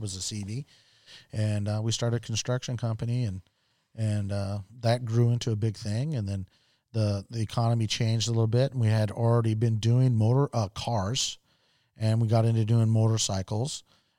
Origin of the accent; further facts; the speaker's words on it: Okinawa, Japan; I grew up in Okinawa, Japan, lived there for almost 5 years. And most of my friends were Japanese.